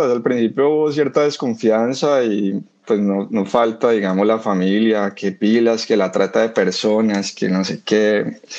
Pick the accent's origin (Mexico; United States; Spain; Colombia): Colombia; él, y yo somos la cuota colombiana de, la banda.